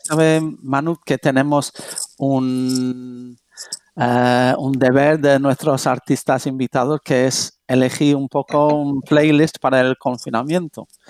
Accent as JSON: {"language": "Spanish", "region": "England", "country": "United Kingdom", "moved": "yes", "lives_now": "Spain", "said": "yo siendo medio, medio inglés"}